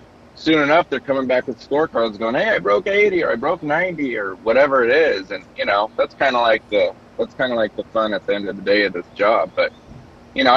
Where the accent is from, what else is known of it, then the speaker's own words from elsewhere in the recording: Long Beach, California, United States; also born or lived in Orange County, California; when I got into teaching, you know, I'm in my hometown. So, you know, I haven't been around much because I'd moved to Orange County, California, which is 30 minutes south of Long Beach area